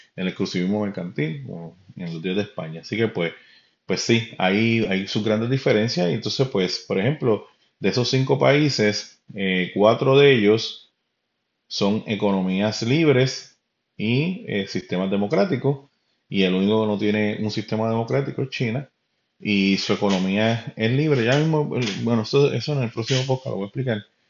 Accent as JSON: {"language": "Spanish", "town": "Carolina", "country": "Puerto Rico", "said": "yo vengo de Puerto Rico, este, mi familia es de Carolina, Río Piedra, Carolina."}